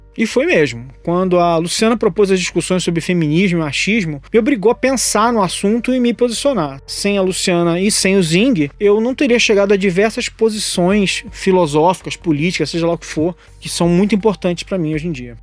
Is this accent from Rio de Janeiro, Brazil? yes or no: yes; Rio de Janeiro, Brazil; now in São Paulo, Brazil; Rio de Janeiro, onde eu nasci, mas de onde eu saí há mais de 20 anos